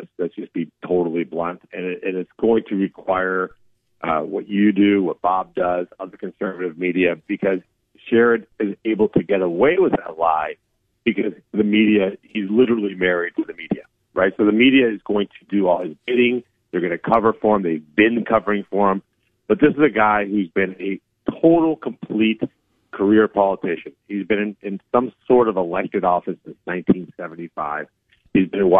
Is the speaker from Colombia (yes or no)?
yes; Colombia; born there; Like I said, I was born in Colombia, South America, during the Pablo Escobar era. We basically almost made Colombia a narco state.